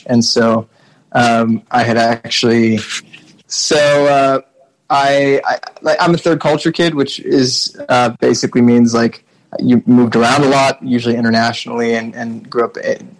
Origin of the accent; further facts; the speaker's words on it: Mauritius; also born or lived in all over the world; The reality is that like growing up in Mauritius happened in the context of moving schools, if not countries, every 2 years from the time I was born until well, really college.